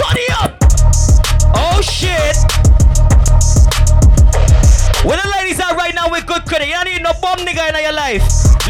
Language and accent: English; Barbados; Y'all know I'm from Barbados